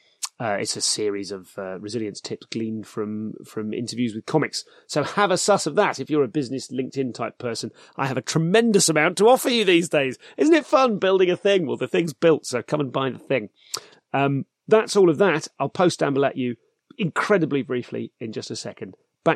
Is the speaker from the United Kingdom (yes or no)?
yes; United Kingdom; I'm too British to sit there and broadcast people telling me that the thing's important to them